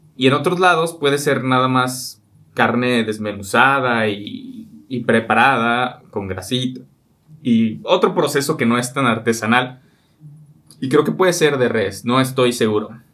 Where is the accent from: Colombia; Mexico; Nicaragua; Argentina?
Mexico; los mexicanos